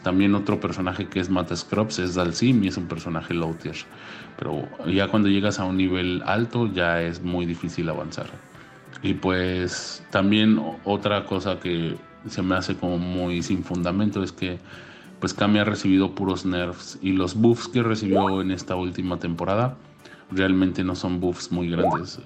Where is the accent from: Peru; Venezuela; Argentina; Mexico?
Mexico; haber calificado como representante mexicano